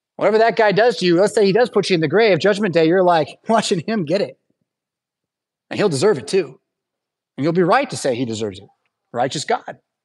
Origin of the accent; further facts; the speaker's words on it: United States; as an American